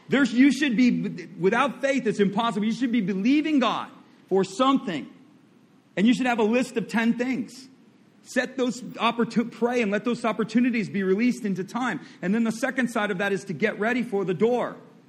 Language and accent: English; Midwest, United States; I come from the Midwest. I know what goes on.